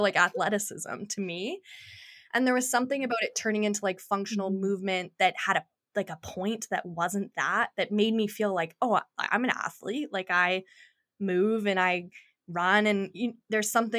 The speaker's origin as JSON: {"language": "English", "town": "Kelowna", "region": "British Columbia", "country": "Canada", "tie": "born or raised there", "lives_now": "Vancouver, Canada", "said": "growing up in Kelowna"}